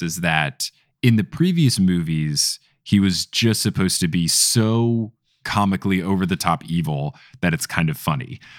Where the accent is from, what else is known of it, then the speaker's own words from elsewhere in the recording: United States; I am an American boy